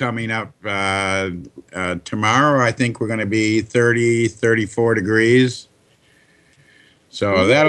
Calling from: Michigan, United States; I'm calling from Michigan.

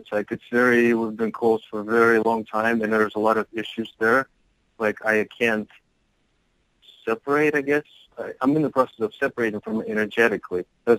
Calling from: Salt Lake City, Utah, United States; Salt Lake City.

